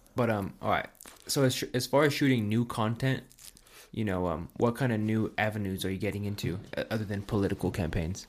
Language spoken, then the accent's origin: English; Pueblo, Colorado, United States; growing up in Pueblo